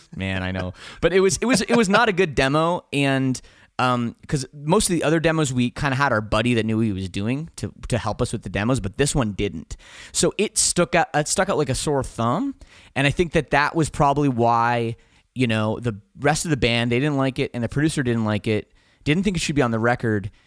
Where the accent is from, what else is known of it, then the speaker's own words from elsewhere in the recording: Canada; we're from Canada